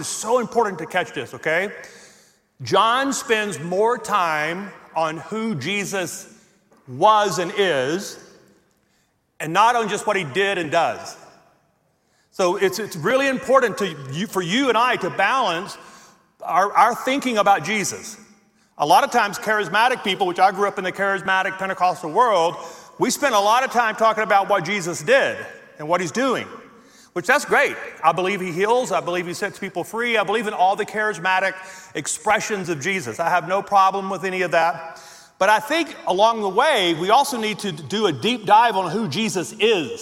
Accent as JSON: {"language": "English", "region": "Louisiana", "country": "United States", "tie": "born or raised there", "moved": "as an adult", "lives_now": "Colorado, United States", "said": "I was born and raised in Louisiana"}